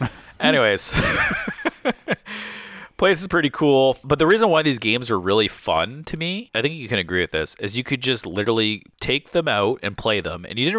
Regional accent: Windsor, Ontario, Canada; Yeah, so we're from Windsor, Ontario, and if you drive 3 hours, you can go to Frankenmuth, Michigan.

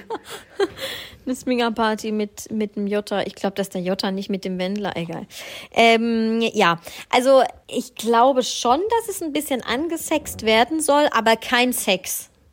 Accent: Swabia, Germany; ich bin ja Schwabe

